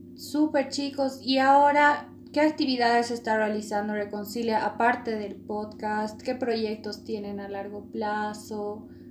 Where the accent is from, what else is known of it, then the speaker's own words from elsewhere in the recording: Bolivia; los bolivianos nos podemos